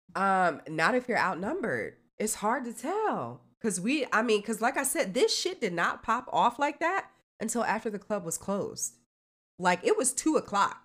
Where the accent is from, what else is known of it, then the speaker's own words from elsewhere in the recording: New Jersey, United States; moved away; I'm from Jersey, I'm from up north